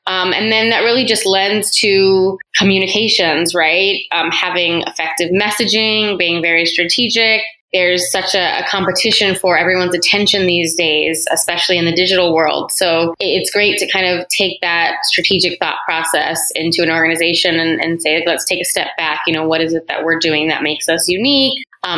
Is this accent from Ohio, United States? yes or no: no; San Antonio, Texas, United States; moved away as an adult; now in Pasadena, United States; I am originally from San Antonio, Texas, and I met my now husband there